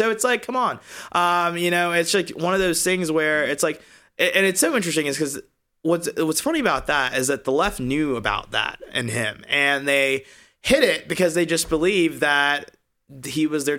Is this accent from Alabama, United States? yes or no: yes; Alabama, United States; we're all coming from red states. I came from Alabama.